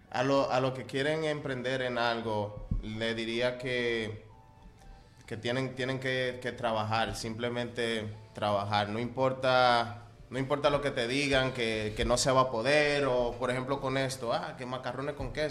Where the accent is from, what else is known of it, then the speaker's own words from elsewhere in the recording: Manzanillo, Monte Cristi, Dominican Republic; Bueno, eh, yo vengo de Manzanillo, eso es en la línea noroeste, por ahí por, Montecristi.